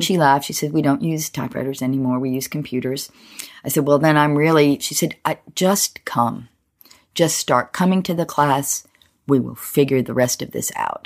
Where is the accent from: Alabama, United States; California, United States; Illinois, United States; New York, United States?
Alabama, United States; moved away as an adult; also born or lived in Boston; I grew up in Alabama